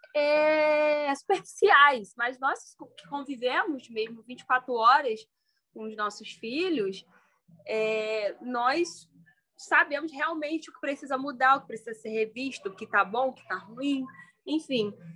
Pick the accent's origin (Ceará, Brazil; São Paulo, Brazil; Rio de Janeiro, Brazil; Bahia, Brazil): Rio de Janeiro, Brazil; Petrópolis; moved away as an adult; now in Três Rios, Brazil; sou natural de Petrópolis, resido em Três dias desde 2019, quando eu entrei para a faculdade